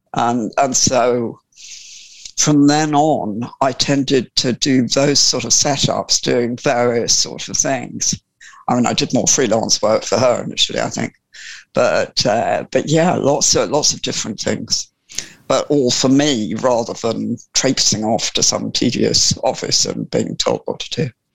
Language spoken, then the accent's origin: English; Sussex, South East England, United Kingdom; I was born in Sussex, and I was born, born, or well, not literally born, but brought up from from birth on a farm